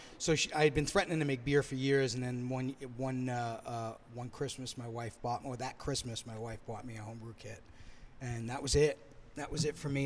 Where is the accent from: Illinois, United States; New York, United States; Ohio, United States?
New York, United States; New York City; moved away as an adult; now in Merrimac, Massachusetts, United States; I'm also from New York City